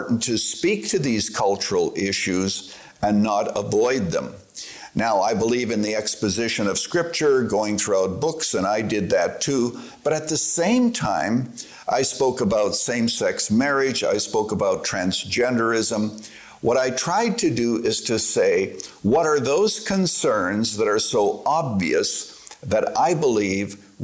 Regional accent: Canada; moved away as an adult; now in Chicago, United States; as a Canadian

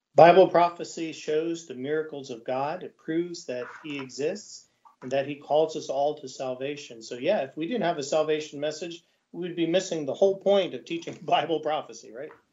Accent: United States; I say I'm an American.

